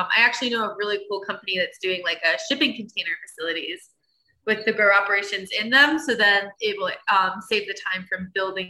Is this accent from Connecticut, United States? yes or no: yes; Connecticut, United States; now in Colorado, United States; I'm from Connecticut.